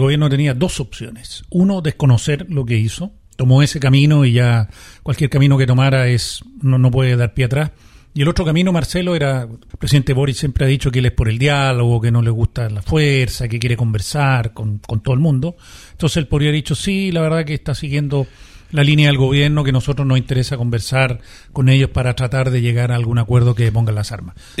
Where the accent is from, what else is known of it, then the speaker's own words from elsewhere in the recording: Chile; todos como chilenos